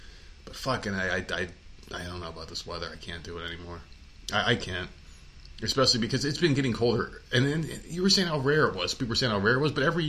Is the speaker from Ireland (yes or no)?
no; New Jersey, United States; also born or lived in New York; now in South Carolina, United States; I'm from New Jersey, obviously, and lived in New York.